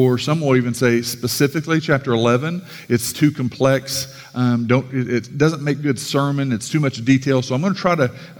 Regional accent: Sallisaw, Oklahoma, United States; from Salisaw

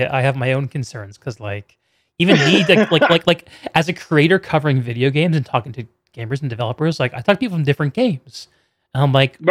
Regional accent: Western Connecticut, United States; moved away as an adult; also born or lived in South Carolina / Seattle; I grew up in Western Connecticut, so I'm a filthy Yankees fan

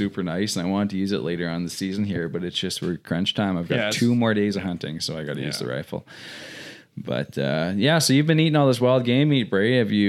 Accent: Saskatchewan, Canada; moved away as an adult; I when I moved here, because I came from Saskatchewan, 2011 I moved, so 8 years now.

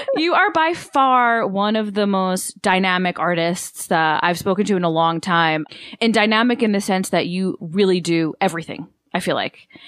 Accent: United States; as much as my ancestry is Italian and I'm so proud of that and connected to it, I'm, I'm American

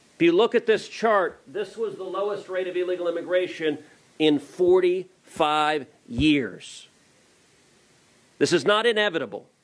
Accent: Houston, Texas, United States; I'm from Houston

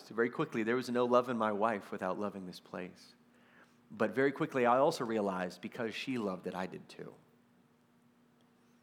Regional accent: Texas, United States; I'm from Texas

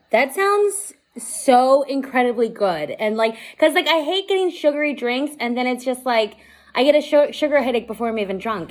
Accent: Las Vegas, Nevada, United States; I'm from Vegas

